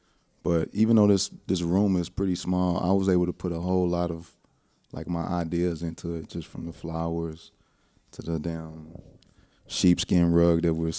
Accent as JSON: {"language": "English", "town": "Lake Charles", "region": "Louisiana", "country": "United States", "tie": "born there", "said": "Man, I was born in Lake Charles, Louisiana in 1981."}